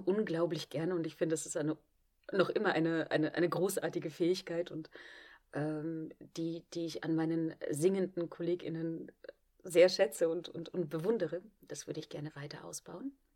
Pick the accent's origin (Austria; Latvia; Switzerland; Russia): Austria; Vienna; moved away as an adult; also born or lived in Klagenfurt, Austria; now in Trier, Germany; Da bin ich auch aufgewachsen und bin erst mit 18 auf die Schauspielschule und weg von zu Hause